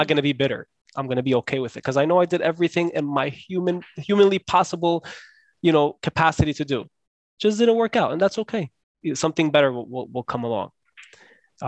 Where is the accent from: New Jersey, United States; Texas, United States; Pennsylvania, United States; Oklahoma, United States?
New Jersey, United States; Scotch Plains; I grew up in New Jersey.